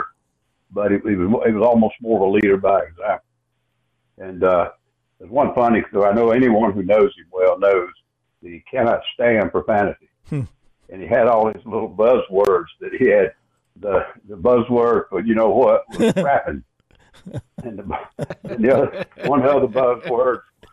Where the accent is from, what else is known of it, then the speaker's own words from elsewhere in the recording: Winnsboro, South Carolina, United States; I grew up in Winsboro